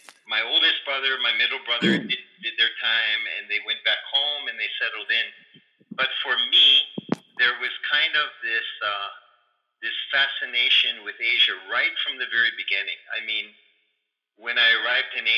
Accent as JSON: {"language": "English", "country": "United States", "tie": "born or raised there", "also_born_or_lived": "Philippines", "moved": "as an adult", "said": "I am American by birth and Asian by choice. So the story there is that I did grow up in a middle-class family on the west"}